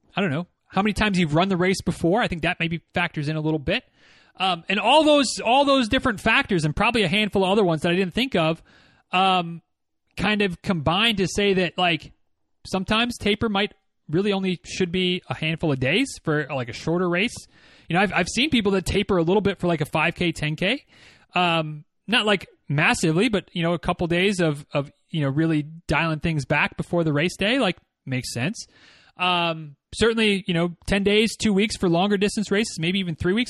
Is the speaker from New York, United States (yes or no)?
no; Michigan, United States; moved away; growing up in Michigan